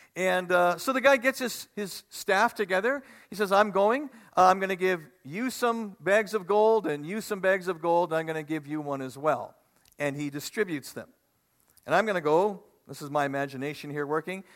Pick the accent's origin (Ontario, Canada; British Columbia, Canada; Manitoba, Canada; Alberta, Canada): Manitoba, Canada; We're from Manitoba, right by the lake